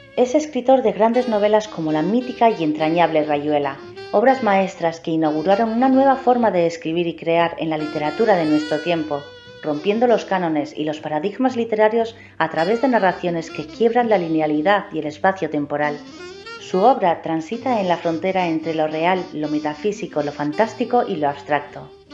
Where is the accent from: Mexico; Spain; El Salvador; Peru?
Spain; de España